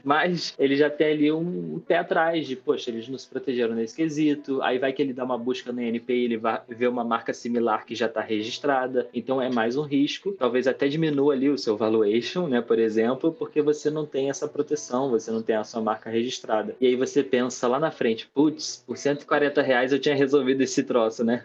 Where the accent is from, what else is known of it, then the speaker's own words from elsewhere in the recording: Rio de Janeiro, Brazil; Eu sou do Rio de Janeiro, para quem não percebeu pelo sotaque.